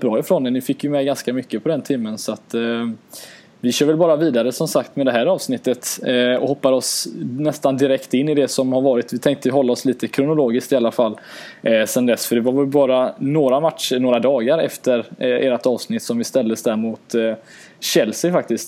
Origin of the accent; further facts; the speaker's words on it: Gothenburg, Västra Götaland, Sweden; Göteborg, min hemstad